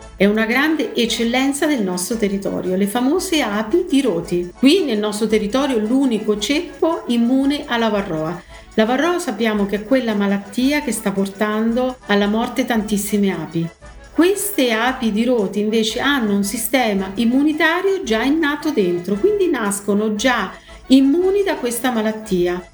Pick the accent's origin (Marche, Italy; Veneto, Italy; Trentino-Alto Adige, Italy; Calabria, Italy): Marche, Italy; Braccano; Sono di Braccano, la mia origine è proprio di Braccano